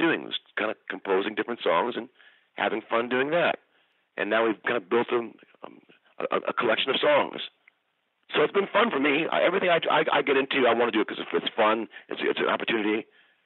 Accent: Kalamazoo, Michigan, United States; now in Bay Area, United States; I'm from Kalamazoo. So we have a Michigan connection. But we found each other out here in the Bay Area

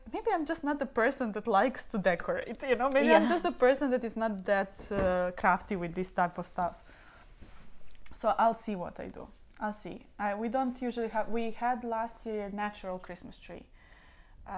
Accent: Belgrade, Serbia; now in Dublin, Ireland; we are coming from Belgrade, don't get me wrong, we are coming from a capital of Serbia

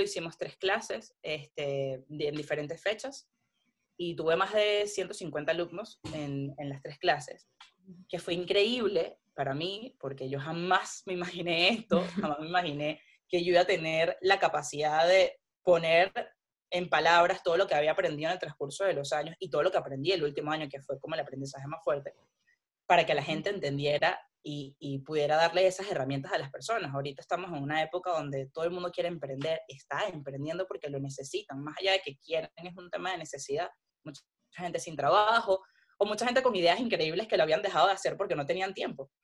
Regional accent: Venezuela; moved away as an adult; also born or lived in Panama; yo soy de Venezuela

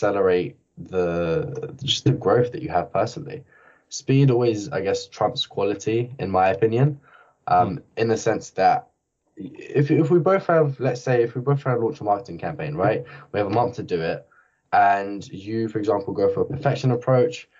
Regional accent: Barking and Dagenham, London, United Kingdom; I grew up in Barking and Dagenham, which is the worst area in the whole UK

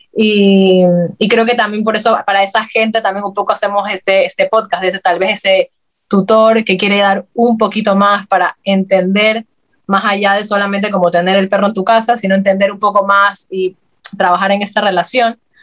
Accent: Guayaquil, Guayas, Ecuador; moved away as an adult; now in Madrid, Spain; somos de Guayaquil, Ecuador

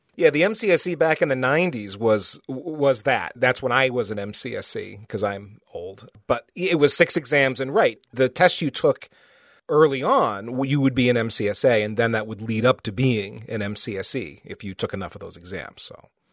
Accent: United States; as an American

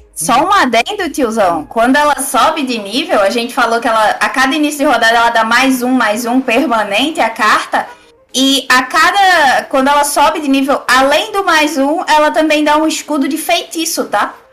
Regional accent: Northeast Region, Brazil; eu sou do Nordeste

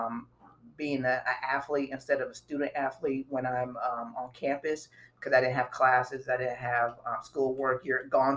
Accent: Miami, Florida, United States; where I was from, I'm from Miami, Florida, so it was always hot.

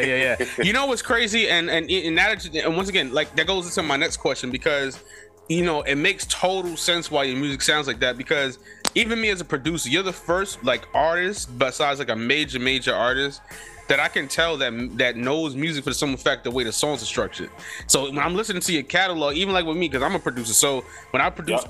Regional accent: New York City, New York, United States; born or raised there; also born or lived in Germany

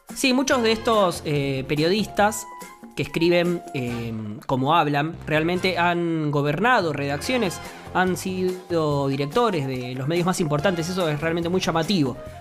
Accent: Argentina; en Argentina

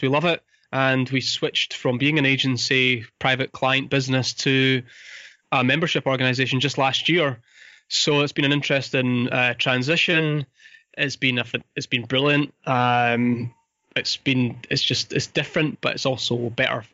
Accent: Fife, Scotland, United Kingdom; I grew up in Fife. I went to school here.

